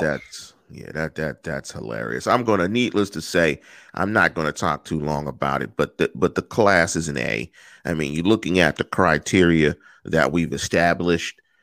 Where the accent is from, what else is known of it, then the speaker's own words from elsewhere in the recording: Pittsburgh, Pennsylvania, United States; I'm from the East Coast, I'm from Pittsburgh